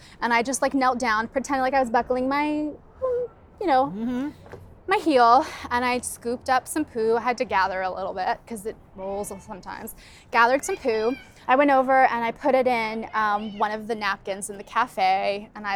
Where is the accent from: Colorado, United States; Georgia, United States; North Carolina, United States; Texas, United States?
Texas, United States; I'm from Texas.